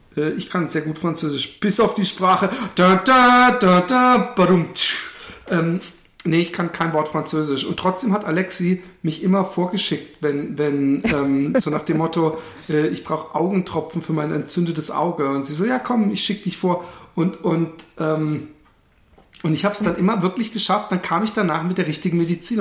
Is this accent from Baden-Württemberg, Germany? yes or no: yes; Karlsruhe, Baden-Württemberg, Germany; moved away; war ich in meiner Heimatstadt Karlsruhe